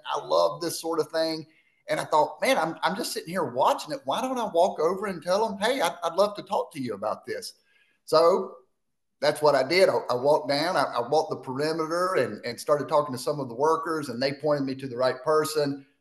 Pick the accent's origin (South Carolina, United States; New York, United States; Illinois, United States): South Carolina, United States; Spartanburg; born or raised there